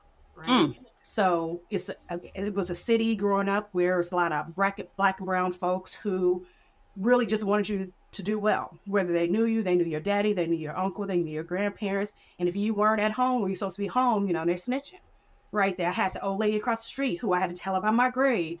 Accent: Richmond, California, United States; accent: Southern; also born or lived in Vallejo, California; I was born in the same hospital as my mom in Vallejo. And she and my dad got married. And my dad's from Richmond, California. He moved here when he was about 4 or 5 with his extended family. And I was raised in Richmond all my life.

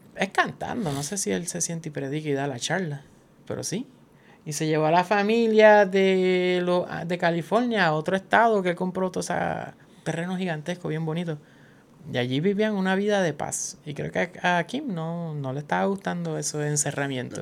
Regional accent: Puerto Rico; Nosotros somos un, territorio estadounidense que recibe menos dinero, pues un territorio oficial

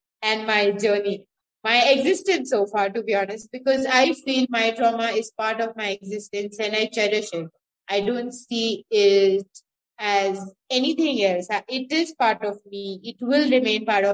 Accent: Pune, Maharashtra, India; also born or lived in Gujarat; I'm from India, Pune

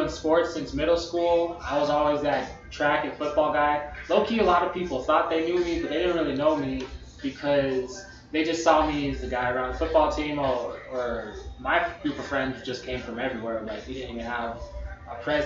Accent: El Paso, Texas, United States; also born or lived in Las Cruces; growing up in El Paso

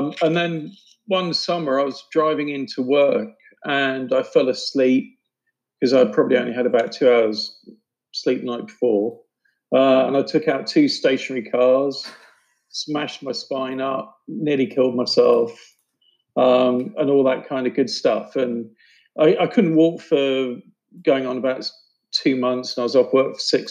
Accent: United Kingdom; moved away; also born or lived in New York; I grew up just outside of London

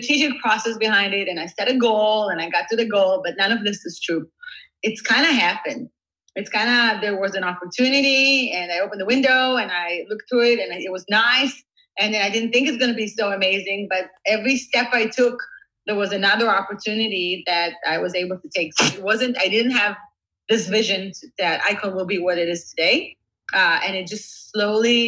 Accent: Israel; moved away as an adult; now in Silicon Valley, United States; I was born and raised in Israel. See myself as an Israeli living in Silicon Valley

